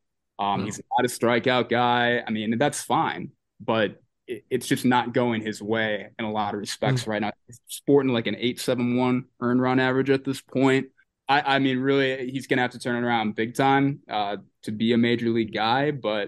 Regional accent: Michigan, United States; now in Albuquerque, United States; I'm a Michigan native. I mean, I grew up in Michigan.

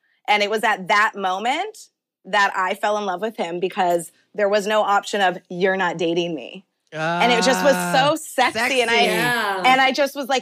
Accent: Canada; I'm born and raised in Canada

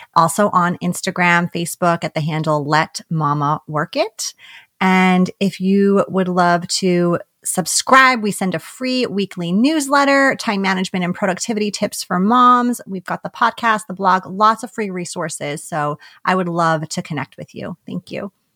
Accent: New York, United States; we're both from New York

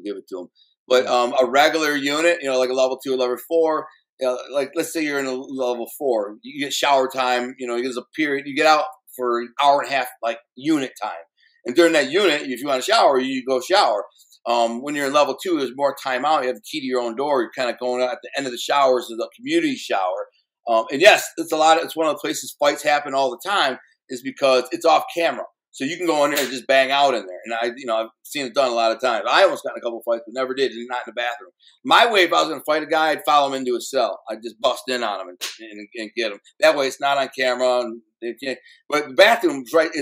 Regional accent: Detroit, Michigan, United States; I'm from Detroit

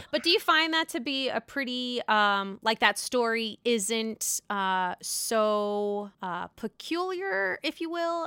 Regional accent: Pittsburgh, Pennsylvania, United States; I'm from Pittsburgh

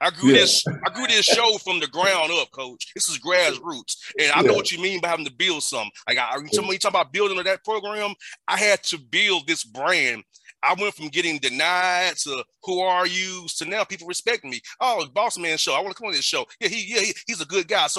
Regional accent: Atlanta, Georgia, United States; I grew up in Atlanta, not so good part of town.

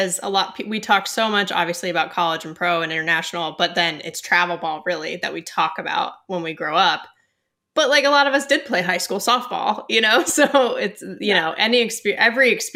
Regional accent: Camarillo, California, United States; I'm from Ventura County. I mean, Westlake's like near TO, but I actually grew up in Camarillo

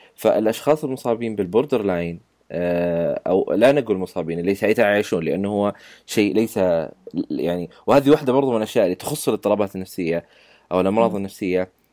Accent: Saudi Arabia; عندنا بالسعوديه

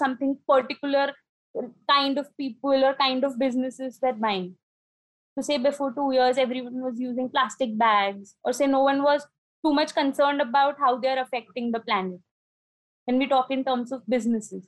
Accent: Nagpur, Maharashtra, India; moved away as an adult; now in Indore, India; I am from Nagpur, the city of oranges, Maharashtra. And I've got married and shifted to Indore, Madhya Pradesh.

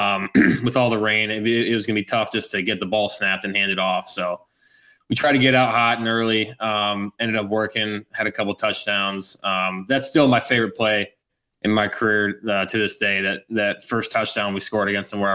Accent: West Coast, United States; moved away as an adult; also born or lived in Michigan; I was from the West Coast

